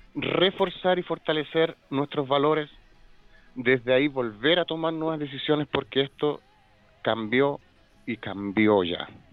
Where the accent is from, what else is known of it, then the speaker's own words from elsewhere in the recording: Chile; Somos el país, el oasis, somos los jaguares de Latinoamérica